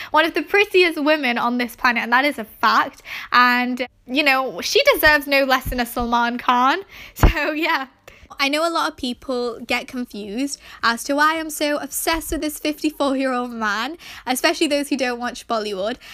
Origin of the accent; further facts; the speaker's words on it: Manchester, North West England, United Kingdom; I was born and raised in England, however, both of my parents are Pakistani